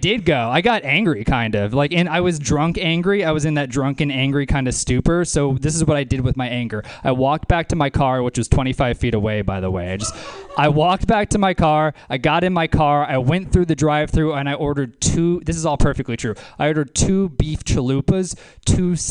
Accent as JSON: {"language": "English", "region": "the South", "country": "United States", "moved": "yes", "said": "I'm from the South"}